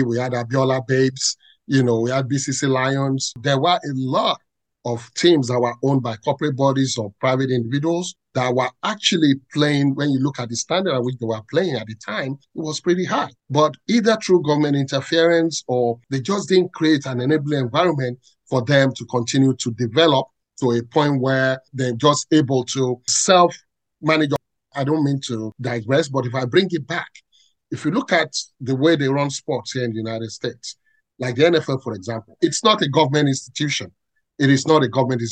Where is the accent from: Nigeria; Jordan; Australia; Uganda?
Nigeria; Ibadan, Oyo; I grew up in Ibadan, born and bred in Ibadan.